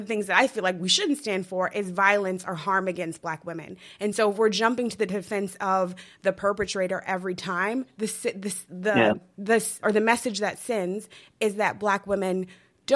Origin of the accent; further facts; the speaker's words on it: Denver, Colorado, United States; growing up in Denver, Colorado